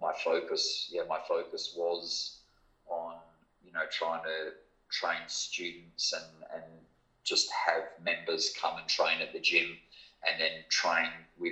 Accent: Perth, Western Australia, Australia; also born or lived in Thailand / Japan; I was from Perth

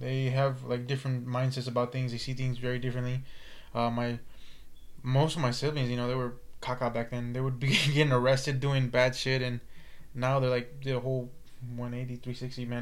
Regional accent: California, United States; California here, man.

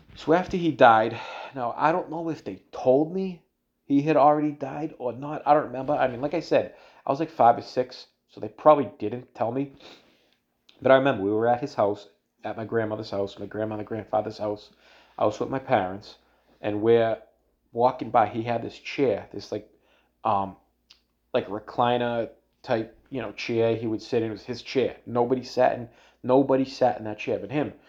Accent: Everett, Massachusetts, United States; I'm from Everett, you know, in, in Massachusetts, I'm from Boston

